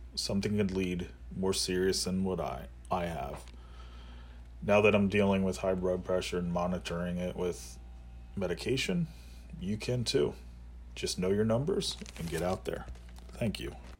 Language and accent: English; Lancaster, Pennsylvania, United States; I was born and raised in Lancaster, Pennsylvania